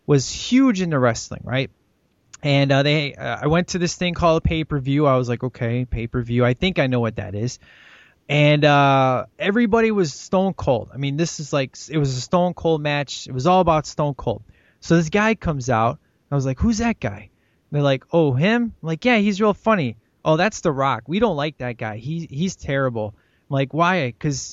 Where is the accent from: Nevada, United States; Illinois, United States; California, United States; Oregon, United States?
Illinois, United States; Chicago; moved away; growing up in Chicago